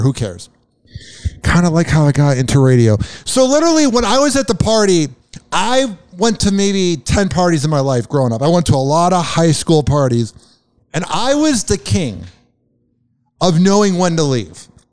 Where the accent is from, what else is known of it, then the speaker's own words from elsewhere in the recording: suburb of Chicago, Illinois, United States; accent: Midwest; moved away; down a block from where I grew up in Illinois.